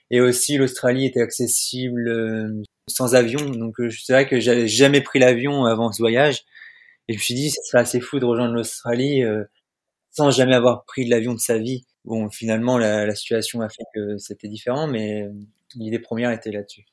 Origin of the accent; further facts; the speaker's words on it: Normandy, France; also born or lived in Orbec; je viens de Normandie et je suis actuellement en Zambie.